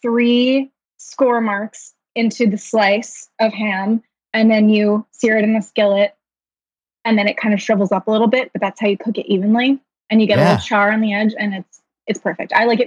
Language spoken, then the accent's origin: English; Northern New Jersey, United States; now in Brooklyn, United States; So I'm from New Jersey. I'm from Northern New Jersey specifically.